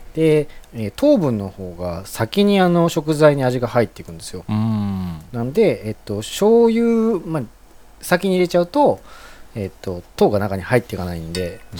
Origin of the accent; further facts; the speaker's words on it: Hyogo, Japan; 僕、もともと兵庫出身なので